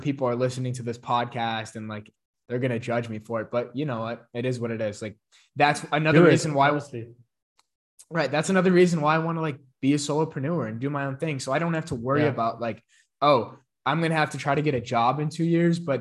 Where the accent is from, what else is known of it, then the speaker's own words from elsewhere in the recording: a small town in Illinois, United States; I'm from like a small town in Illinois, like conservative town.